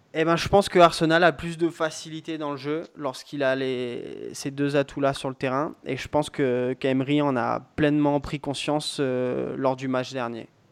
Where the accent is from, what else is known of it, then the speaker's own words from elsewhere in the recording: France; en tant que Français